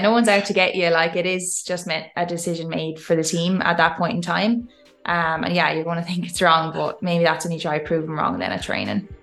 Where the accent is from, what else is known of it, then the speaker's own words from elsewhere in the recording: Tipperary, Munster, Ireland; moved away as an adult; I'm this Irish girl